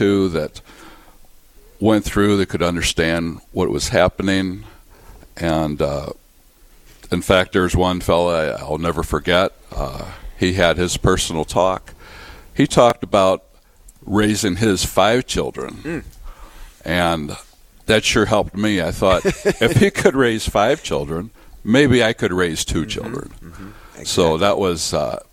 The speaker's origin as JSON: {"language": "English", "town": "St. Louis", "region": "Missouri", "country": "United States", "tie": "born or raised there", "moved": "as an adult", "lives_now": "Fargo-Moorhead, United States", "said": "I was born in St. Louis, Missouri, and joined the Air Force"}